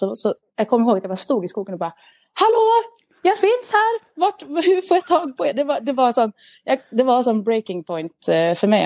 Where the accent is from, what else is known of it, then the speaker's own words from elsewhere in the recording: Sweden; Jag är en svensk glad dam